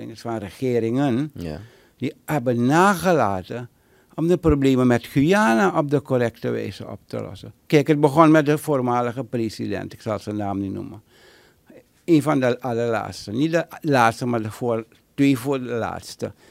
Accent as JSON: {"language": "Dutch", "country": "Netherlands", "tie": "born or raised there", "said": "Mijn vader had een binding, mijn moeder, maar ik ben geboren en getogen in Nederland."}